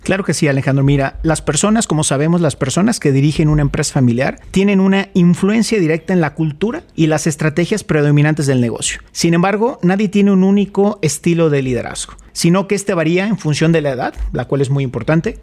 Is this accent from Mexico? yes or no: yes; Mexico